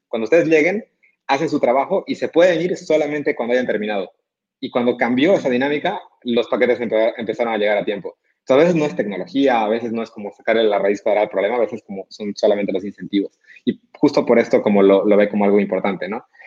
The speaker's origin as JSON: {"language": "Spanish", "region": "Cochabamba", "country": "Bolivia", "moved": "as an adult", "lives_now": "Monterrey, Mexico", "said": "Yo soy boliviano, nací en Cochabamba, eh, estudié aquí en Monterrey"}